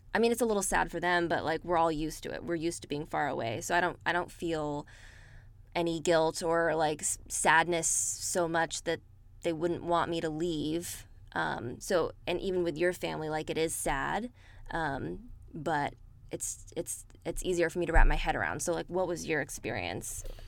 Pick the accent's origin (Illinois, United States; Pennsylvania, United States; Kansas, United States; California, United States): California, United States; Bay Area; moved away as an adult; I spent most of my life in the Bay Area